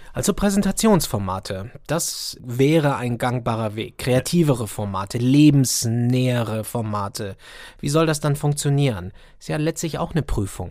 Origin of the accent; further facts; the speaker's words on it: Baden-Württemberg, Germany; Ich komme aus Baden-Württemberg